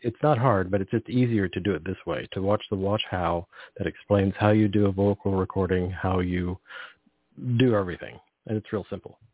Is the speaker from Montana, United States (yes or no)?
no; Carmel, California, United States; I grew up on the Monterey Peninsula, and we drive through the Salinas Valley and lived near the Salinas Valley